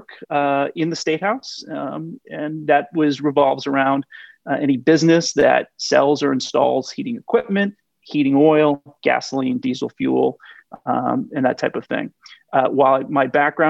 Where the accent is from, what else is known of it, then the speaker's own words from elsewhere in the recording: Westminster, Vermont, United States; also born or lived in Santa Barbara, California / Washington, D.C. / Plainfield, Vermont; now in South Burlington, United States; I grew up in Bellows Falls. Well, actually, I grew up in Westminster West, went to schools in Westminster, Bellows Falls, and Saxons River